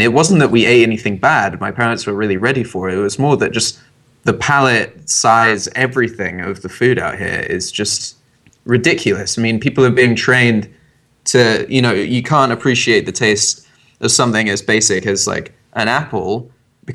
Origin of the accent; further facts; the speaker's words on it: England, United Kingdom; I'm half American, so when I was growing up, I always had to come across to America for my summer holiday